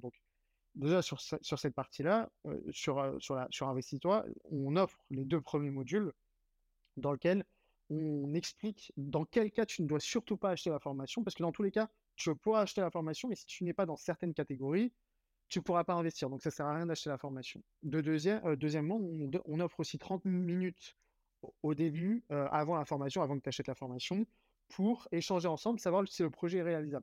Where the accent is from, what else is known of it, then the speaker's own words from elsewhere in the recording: Saint-Mandé, Île-de-France, France; moved away as an adult; now in Lyon, France; Je suis, parisien à 100%